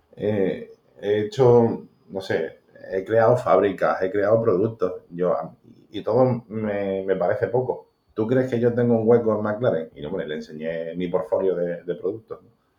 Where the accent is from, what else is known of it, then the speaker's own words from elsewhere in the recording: Málaga, Andalusia, Spain; nací en Málaga, en, un barrio de Málaga